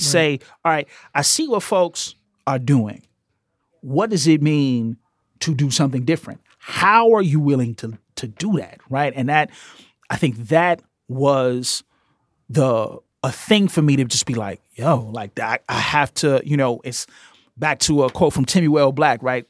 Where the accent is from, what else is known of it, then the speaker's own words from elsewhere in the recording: Chicago, Illinois, United States; as a Chicagoan, growing up in the late seventies, early eighties, I grew up in a black queer space